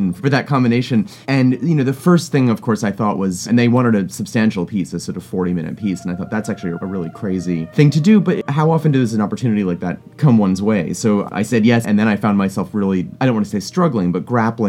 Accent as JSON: {"language": "English", "town": "Providence", "region": "Rhode Island", "country": "United States", "tie": "born or raised there", "also_born_or_lived": "Vermont", "said": "I grew up in the Northeast, born in Vermont, raised in Providence, Rhode Island"}